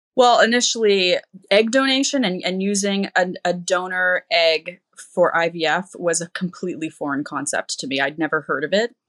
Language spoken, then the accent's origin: English; Canada; I'm from Canada